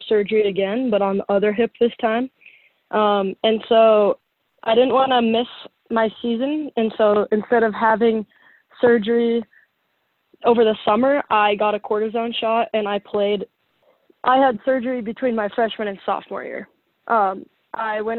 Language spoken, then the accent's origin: English; Colorado, United States; moved away as an adult; now in Nebraska, United States; I'm from Colorado